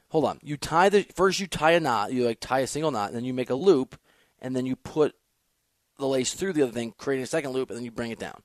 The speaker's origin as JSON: {"language": "English", "region": "Iowa", "country": "United States", "tie": "born or raised there", "also_born_or_lived": "Chicago suburbs, Illinois / Missouri", "moved": "yes", "lives_now": "Los Angeles, United States", "said": "grew up in Iowa and the Chicago suburbs."}